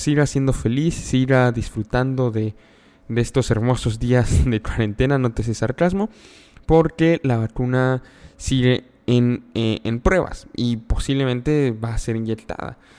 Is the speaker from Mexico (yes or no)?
yes; Mexico; yo soy mexicano